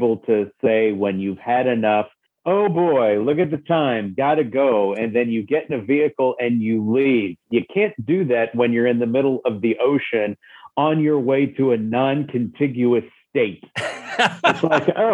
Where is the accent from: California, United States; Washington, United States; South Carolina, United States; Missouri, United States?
Missouri, United States; Jefferson City; I grew up in Jefferson City, Missouri, which is the state capital of Missouri.